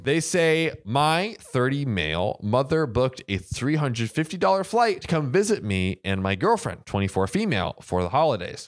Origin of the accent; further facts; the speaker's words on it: Florida, United States; I grew up in Florida, but I have a lot of family and ties in North Carolina